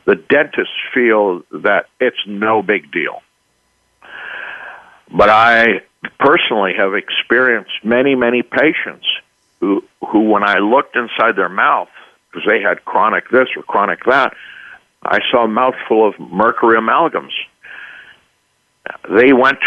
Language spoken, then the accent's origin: English; Switzerland; now in United States; I was raised in Switzerland and educated there.